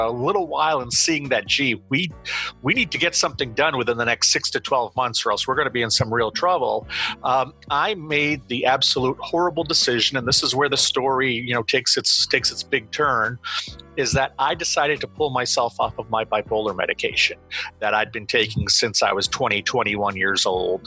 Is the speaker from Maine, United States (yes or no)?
yes; Auburn, Maine, United States; I live in Auburn, Maine. It's the second largest population center in Maine after Portland.